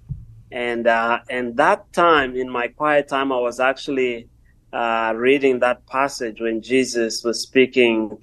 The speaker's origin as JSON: {"language": "English", "country": "Mozambique", "tie": "born or raised there", "said": "I am from Mozambique, born and raised in Mozambique."}